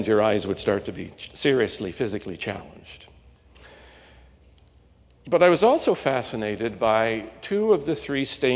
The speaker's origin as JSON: {"language": "English", "town": "Stellarton", "region": "Nova Scotia", "country": "Canada", "tie": "born or raised there", "said": "I believed and I knew that God was somewhere up in the attic of First Presbyterian Church, Stellarton, Nova Scotia."}